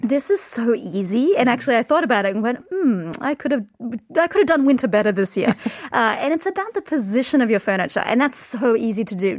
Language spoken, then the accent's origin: English; Queensland, Australia; I'm from Queensland